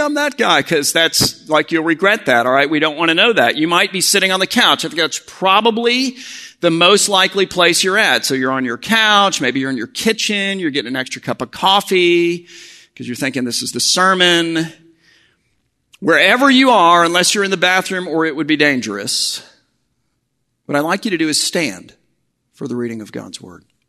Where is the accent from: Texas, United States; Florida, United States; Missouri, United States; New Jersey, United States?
Florida, United States; Miami; I grew up down in Miami